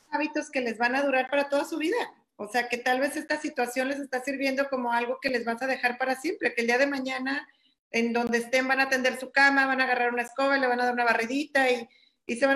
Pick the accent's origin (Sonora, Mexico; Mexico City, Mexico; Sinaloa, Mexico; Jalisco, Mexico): Mexico City, Mexico; now in Cancún, Mexico; Yo ya estoy aquí en Cancún, estoy ahorita dando terapias vía Zoom eh, mi teléfono es el 55 75 eh, vengo de la Ciudad de México, pero bueno, ya estoy establecida aquí en Cancún